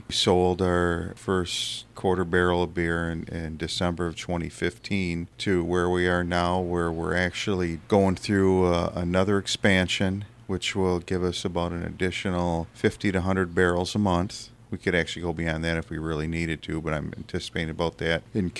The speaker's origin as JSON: {"language": "English", "region": "Wisconsin", "country": "United States", "tie": "born or raised there", "said": "I grew up just outside of Beloit, about 10 minutes outside of Beloit in a small town. Around the mid-80s, I moved to Beloit"}